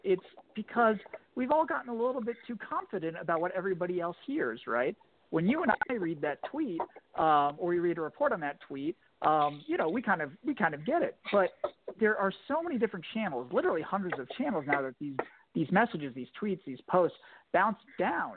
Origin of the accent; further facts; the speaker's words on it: Virginia, United States; I was born and raised in Virginia, and kind of ended up back in Virginia politics